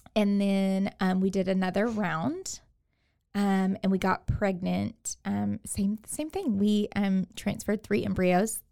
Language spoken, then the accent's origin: English; Katy, Texas, United States; moved away as an adult; now in Waco, United States; I am from Houston, the Houston area, from Katy.